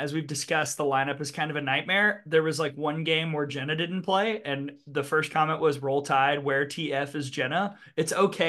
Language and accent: English; Birmingham, Alabama, United States; I am from Birmingham. So, a lot of the places that we went to, I've been to for years